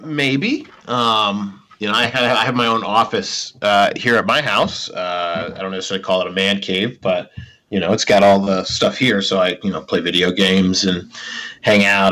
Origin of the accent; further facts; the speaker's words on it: Minnesota, United States; we're both from Minnesota